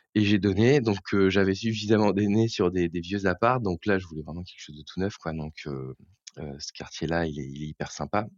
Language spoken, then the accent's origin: French; Eure, Normandy, France; moved away as an adult; also born or lived in Paris; now in Seine-Maritime, France; Je suis originaire de l'Eure, en fait, moi. Avant d'avoir un peu baroudé, je suis originaire de l'Eure.